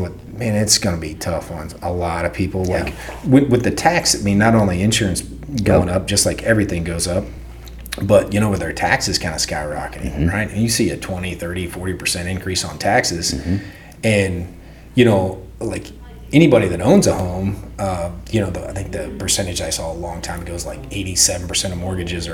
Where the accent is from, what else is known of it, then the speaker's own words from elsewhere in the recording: Freeman, Missouri, United States; moved away as an adult; also born or lived in Butler, Missouri; now in Lee's Summit, United States; Small town. God's country down there in Freeman, Missouri